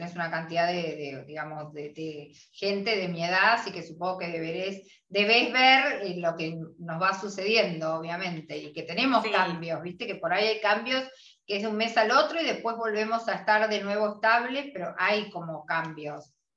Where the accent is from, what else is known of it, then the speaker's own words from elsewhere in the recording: Argentina; somos las argentinas